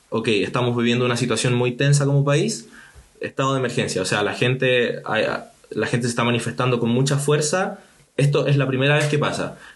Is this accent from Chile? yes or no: yes; Chile